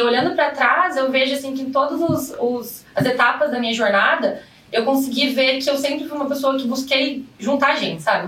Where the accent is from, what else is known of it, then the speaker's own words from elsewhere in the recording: Londrina, Paraná, Brazil; moved away; vim de Londrina, Paraná, falo porta, porteira, porteirinha